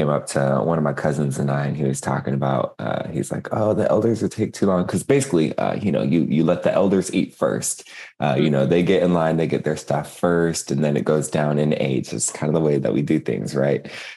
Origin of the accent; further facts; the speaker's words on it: Seattle, Washington, United States; moved away; also born or lived in Spokane / Lapwai; I'm over here on the coast in my birthplace